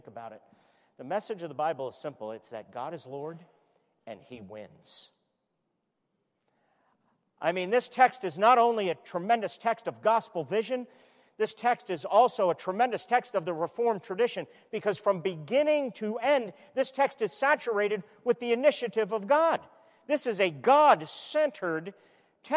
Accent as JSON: {"language": "English", "town": "New York City", "region": "New York", "country": "United States", "tie": "born or raised there", "said": "I was born in Brooklyn"}